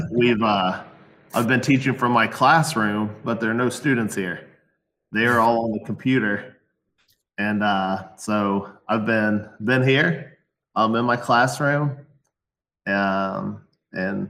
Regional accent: Ohio, United States; I'm from Ohio, the great state of Ohio

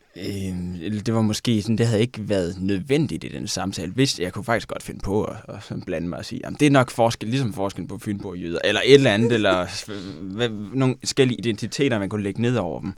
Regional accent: Japan; now in Denmark; jeg er fra Japan

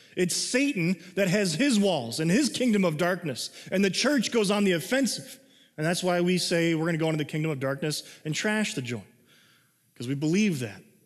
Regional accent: United States; As an American citizen of this country

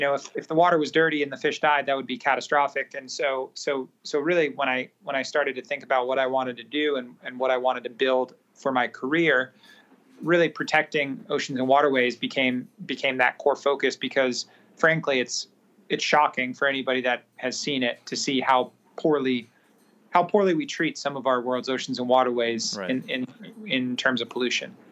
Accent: Singapore; I grew up in Southeast Asia, predominantly in Singapore.

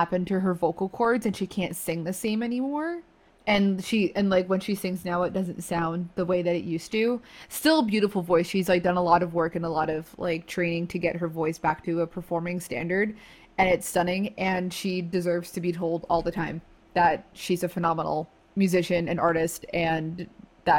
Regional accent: New Jersey, United States; I grew up in the town where … was born

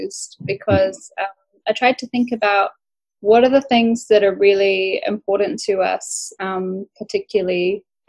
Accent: Bundjalung country, New South Wales, Australia; growing up on Bundjalung country

